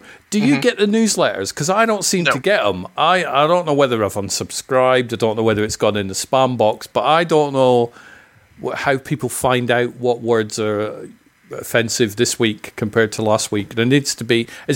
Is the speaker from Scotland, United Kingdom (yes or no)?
yes; Scotland, United Kingdom; I'm from Scotland. I've been called a jock many times